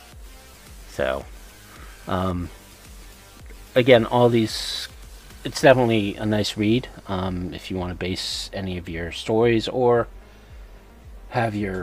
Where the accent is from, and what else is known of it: Connecticut, United States